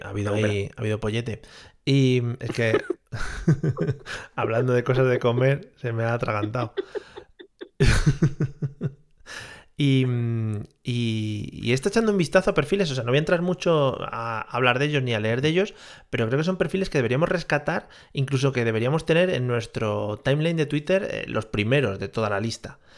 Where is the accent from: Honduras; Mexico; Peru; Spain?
Spain; los españoles somos toreros